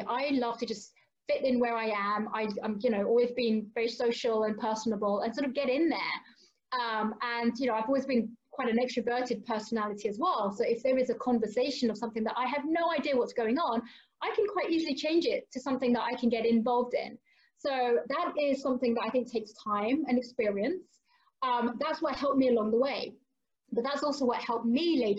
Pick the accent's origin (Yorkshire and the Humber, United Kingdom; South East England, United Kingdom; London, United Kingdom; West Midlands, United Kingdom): London, United Kingdom; I'm from London originally